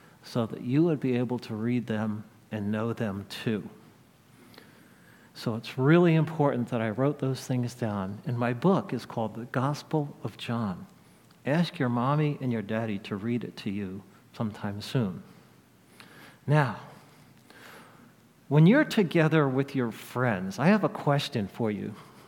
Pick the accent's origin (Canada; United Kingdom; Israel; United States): Israel; When I was a little boy growing up in Israel, me and all the boys and girls in my neighborhood played Moses.